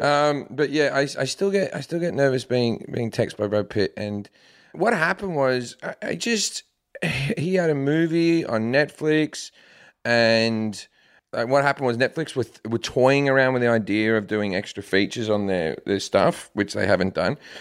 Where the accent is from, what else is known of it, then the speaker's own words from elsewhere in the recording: Australia; moved away as an adult; also born or lived in United Kingdom; now in United States; I'm Australian, but I lived in the U K for ten years before